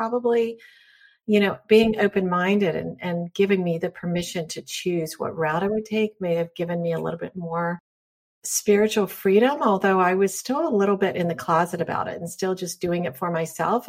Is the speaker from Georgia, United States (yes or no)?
no; North Carolina, United States; I grew up in North Carolina in the South, which is pretty conservative.